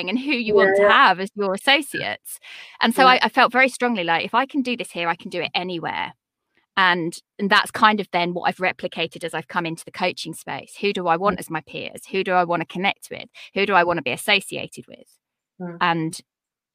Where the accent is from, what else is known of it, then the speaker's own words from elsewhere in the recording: United Kingdom; I'm a British woman with three children at home